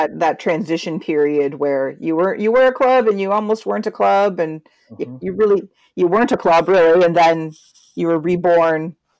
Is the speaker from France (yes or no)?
no; Canada; as Canadian soccer fans